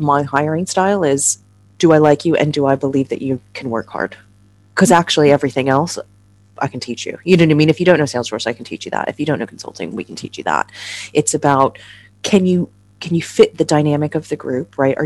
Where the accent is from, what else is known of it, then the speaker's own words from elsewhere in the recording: United States; moved away as an adult; now in London, United Kingdom; I'm obviously an American